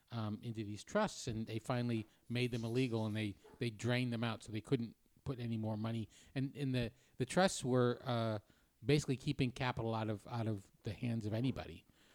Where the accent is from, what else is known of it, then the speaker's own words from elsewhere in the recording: New Hampshire, United States; I'm from New Hampshire.